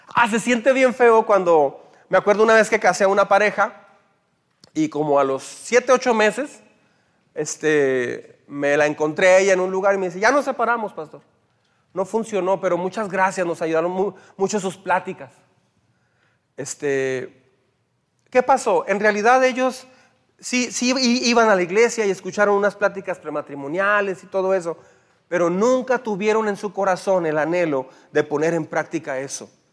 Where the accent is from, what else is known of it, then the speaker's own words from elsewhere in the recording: Mexico; como mexicanos